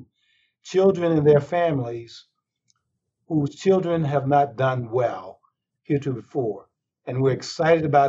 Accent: North Carolina, United States; I grew up in North Carolina

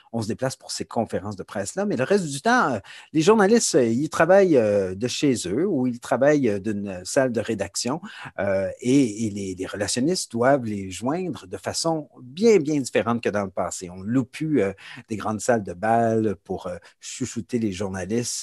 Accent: Montreal, Quebec, Canada; moved away as an adult; now in Toronto, Canada; Je, je suis montréalais d'origine. J'ai déménagé à Toronto il y a déjà de ça plusieurs années, il y a 20 ans

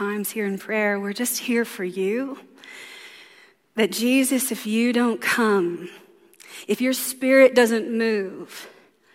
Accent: the South, United States; I'm from the South, so there it is, the dirty, dirty.

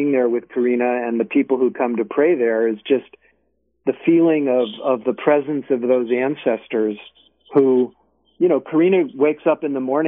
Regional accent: Berkeley, California, United States; right here in my hometown.

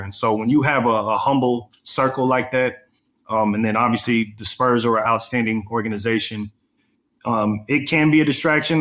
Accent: Texas, United States; I'm from Texas

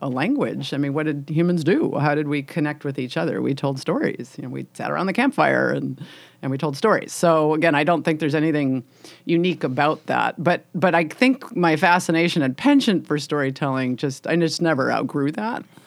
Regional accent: Illinois, United States; moved away as an adult; now in Washington State, United States; I grew up in Illinois, uh, in farm country.

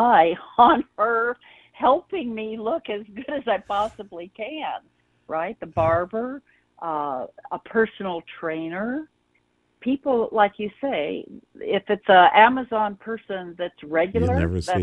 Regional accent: Oklahoma City, Oklahoma, United States; I'm from Oklahoma City.

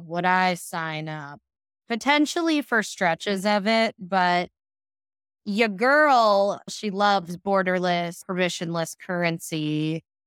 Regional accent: Pittsburgh, Pennsylvania, United States; now in New York City, United States; I'm from Pittsburgh, Pennsylvania, which is an extremely homogenous place

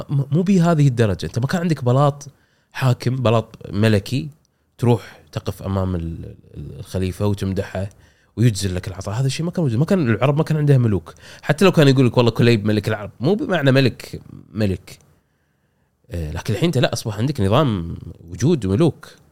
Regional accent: Kuwait; عندنا بالكويت

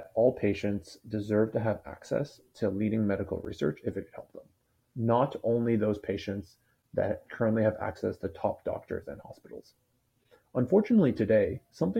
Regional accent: Toronto, Ontario, Canada; moved away as an adult; now in Bay Area, United States; born and raised in Toronto, so Canadian by origin. I've been living in California in the Bay Area for the last 5 or so years

